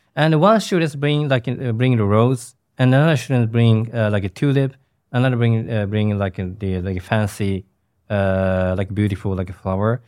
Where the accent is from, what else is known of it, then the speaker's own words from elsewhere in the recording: Japan; in the small city, cities, uh, where my hometown